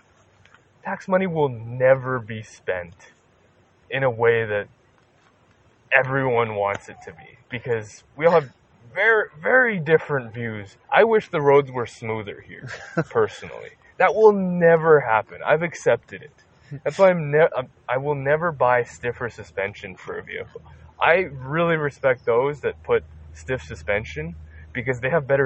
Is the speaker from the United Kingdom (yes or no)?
no; Canada; I'm from Canada